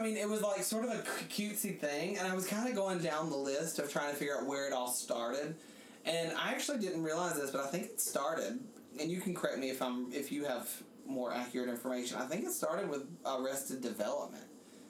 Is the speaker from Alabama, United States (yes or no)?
yes; Alabama, United States; now in New York, United States; I'm from Alabama